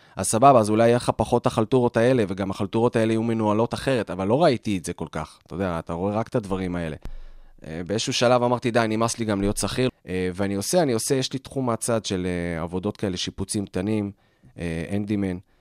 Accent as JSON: {"language": "Hebrew", "town": "Petah Tikva", "region": "Central District", "country": "Israel", "tie": "born or raised there", "also_born_or_lived": "Australia", "said": "גדלתי בפתח תקווה"}